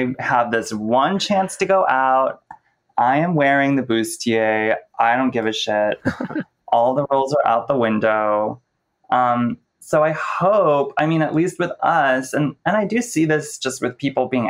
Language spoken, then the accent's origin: English; Cleveland, Ohio, United States; also born or lived in San Francisco / Oakland; now in New York City, United States; Cleveland, which is where I'm from